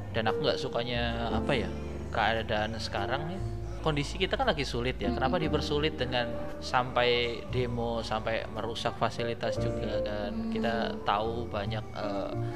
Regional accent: Kendal, Central Java, Indonesia; kotaku kendal

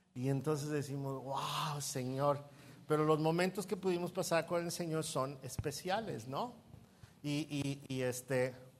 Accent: Mexico City, Mexico; moved away as an adult; now in Puerto Vallarta, Mexico; Yo soy chilango.

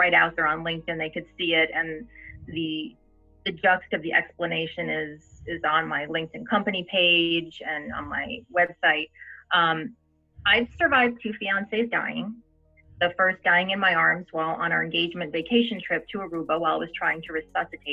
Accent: New Jersey, United States; I'm Italian. I'm from New Jersey

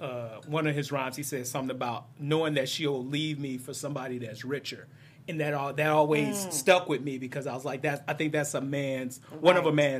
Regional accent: Detroit, Michigan, United States; I am from Detroit

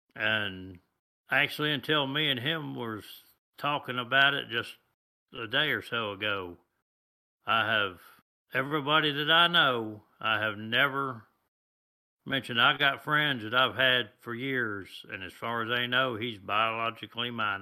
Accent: United States; I was born here in the United States

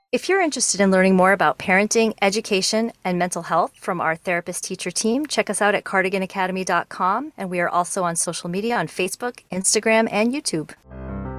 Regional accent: Massachusetts, United States; moved away; I grew up in New England. I'm from Massachusetts

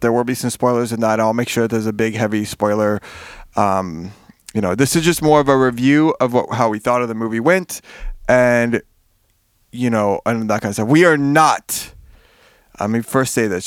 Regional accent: Miami, Florida, United States; I'm from Miami. We didn't grow up with coats

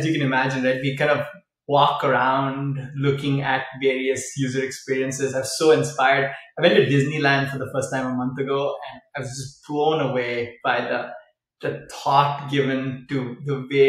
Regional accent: Chennai, Tamil Nadu, India; now in California, United States; So we're from South India, and we went down to the beach because we live near the beach in Chennai in the south of India.

